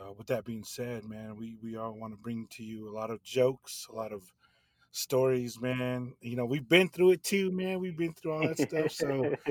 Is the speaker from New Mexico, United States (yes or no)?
yes; Farmington, New Mexico, United States; moved away as an adult; also born or lived in Salt Lake City, Utah; now in Flagstaff, United States; I'm from Farmington, New Mexico. A little place, you know, east of Shiprock where Mike's from. Currently moved to Flagstaff during the COVID.